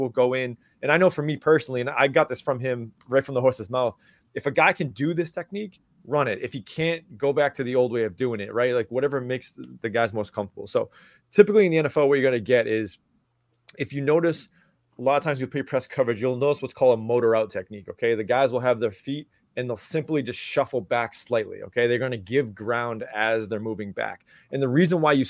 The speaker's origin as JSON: {"language": "English", "region": "Massachusetts", "country": "United States", "said": "I'm from Massachusetts"}